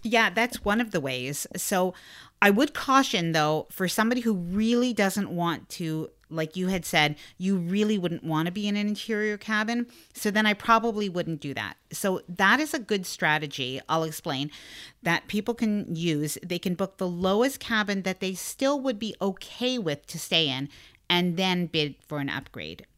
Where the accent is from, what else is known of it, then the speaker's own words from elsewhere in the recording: Canada; because I'm Canadian